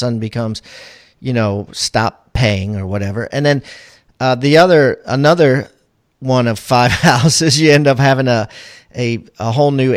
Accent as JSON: {"language": "English", "town": "Baltimore", "region": "Maryland", "country": "United States", "moved": "yes", "lives_now": "South Carolina, United States", "said": "I'm originally from Maryland, in Baltimore or surrounding areas. I live in South Carolina now"}